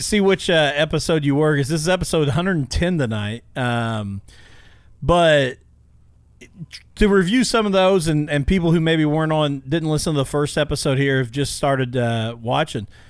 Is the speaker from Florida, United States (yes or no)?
no; Illinois, United States; now in Indiana, United States; I grew up in Illinois and then got transplanted over to the Hoosier State as well